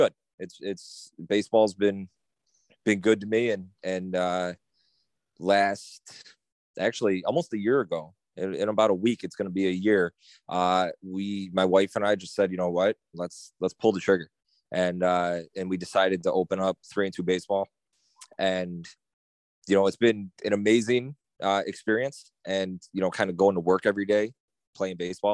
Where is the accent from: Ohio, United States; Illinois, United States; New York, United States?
New York, United States; Kenmore; I'm from Kenmore. Born and raised, went to Kenmore West, played high school ball there